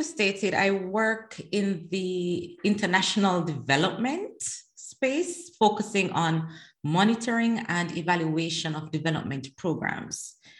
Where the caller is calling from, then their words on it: The Hague, South Holland, Netherlands; At the moment, I am in The Hague, the Netherlands.